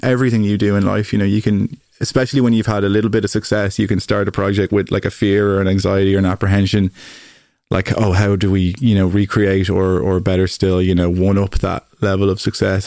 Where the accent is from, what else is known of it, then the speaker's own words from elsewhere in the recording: Greystones, County Wicklow, Ireland; I grew up in Greystones in North Wicklow